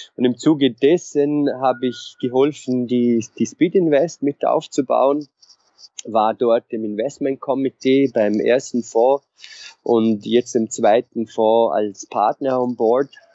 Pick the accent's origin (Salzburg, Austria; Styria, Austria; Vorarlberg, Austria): Vorarlberg, Austria; Vorarlberg mountains, Austria; moved away; also born or lived in Innsbruck / Vienna / London; ich komme aus den Vorarlberger Bergen, aus einem äh, sehr kleinen Dorf